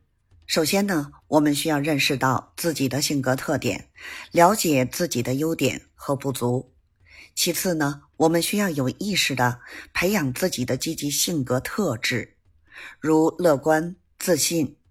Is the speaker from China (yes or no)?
yes; Beijing, China; ，咱们下期节目再